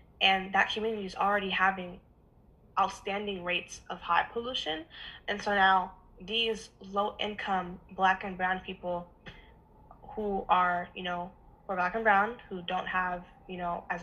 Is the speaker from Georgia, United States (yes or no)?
no; Oakland, California, United States; growing up in Oakland